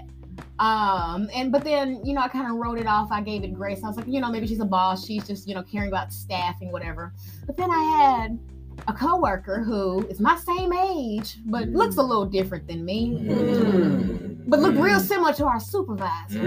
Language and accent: English; Mount Juliet, Tennessee, United States; I'm from Mount Juliet, Tennessee